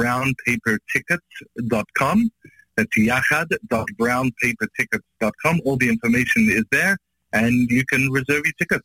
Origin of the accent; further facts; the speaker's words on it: Australia; also born or lived in Israel; now in Chicago, United States; I'm from Australia. I just moved from Israel.